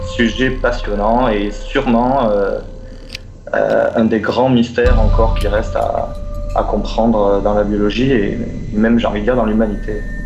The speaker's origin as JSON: {"language": "French", "country": "France", "tie": "born or raised there", "also_born_or_lived": "Montreal, Quebec, Canada", "moved": "as an adult", "said": "je suis français"}